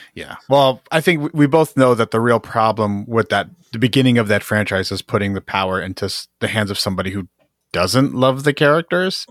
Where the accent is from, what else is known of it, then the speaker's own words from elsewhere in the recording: Jersey City, New Jersey, United States; I'm from Jersey City, which is, you know, it's a big it's the big city in Jersey that everyone knows